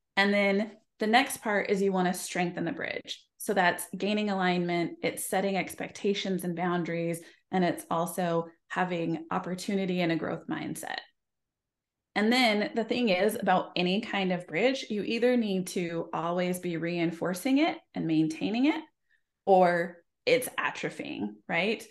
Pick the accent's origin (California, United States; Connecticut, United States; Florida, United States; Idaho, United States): Idaho, United States; I grew up in Idaho